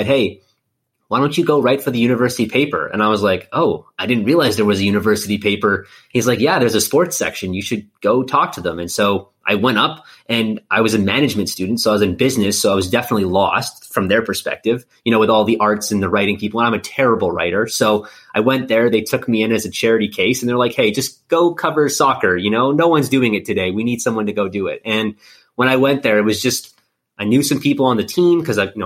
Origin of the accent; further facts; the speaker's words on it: Winnipeg, Manitoba, Canada; moved away as an adult; also born or lived in East Coast of Canada; now in Kansas City, United States; born and raised in Winnipeg, Manitoba.